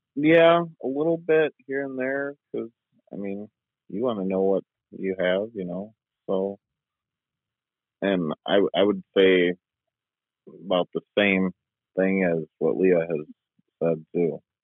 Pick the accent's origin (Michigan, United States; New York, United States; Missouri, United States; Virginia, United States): Michigan, United States; Spring Lake; I'm 31 and I'm from uh, Spring Lake, Michigan, just west of Grand Rapids, Michigan